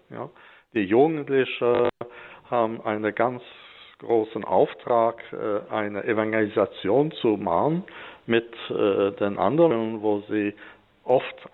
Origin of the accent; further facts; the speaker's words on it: Grand Est, France; moved away as an adult; now in Sweden; Und natürlich bin ich im Elsass aufgewachsen, ganz äh, traditionell in der katholischen Kirche.